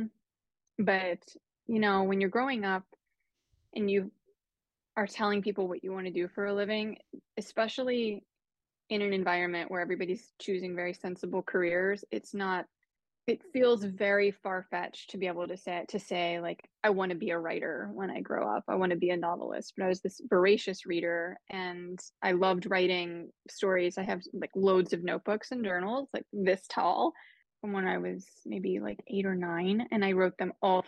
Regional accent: Pittsburgh, Pennsylvania, United States; I grew up in Pittsburgh.

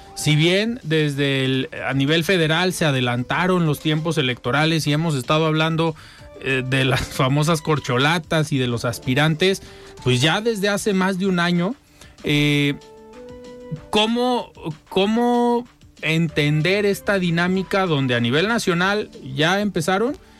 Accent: Mexico

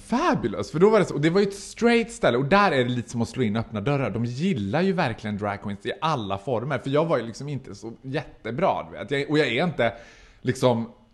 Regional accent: Borlänge, Dalarna County, Sweden; now in Stockholm, Sweden; jag är född och uppvuxen i Borlänge och höll på med drag när jag bodde där

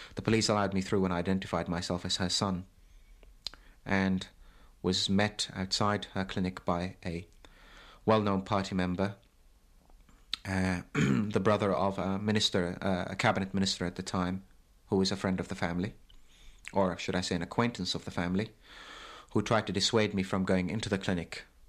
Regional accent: Baghdad, Baghdad Governorate, Iraq; moved away as an adult; I was born in Baghdad in nineteen fifty-eight. Um, have never lived anywhere else but Baghdad until I left in nineteen seventy-six.

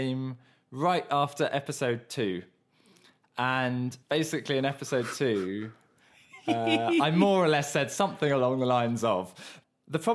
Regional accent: Surrey, South East England, United Kingdom; moved away; also born or lived in Mauritius; I come from originally the archetypal Southern England middle-class background in that I was born in Surrey, the epicentre of the middle class in the south of England, and my dad was an architect and I lived in suburbia

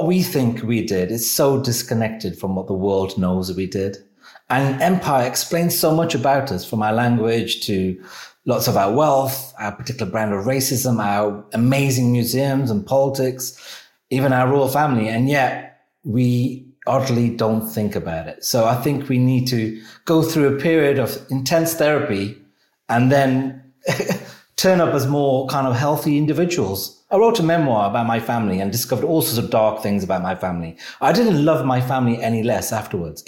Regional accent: United Kingdom; our national identity as British people

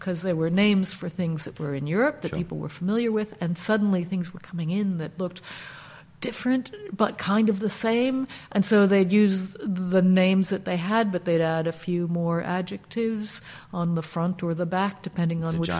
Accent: East Coast, United States; So I grew up basically in the United States, East Coast of the United States, and like many Americans, moving around a bit.

